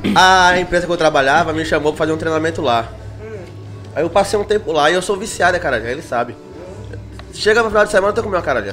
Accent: Salvador, Bahia, Brazil; que sou de Salvador, na Bahia

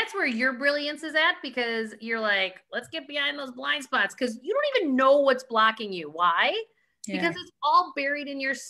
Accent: Ireland; We're Irish, though.

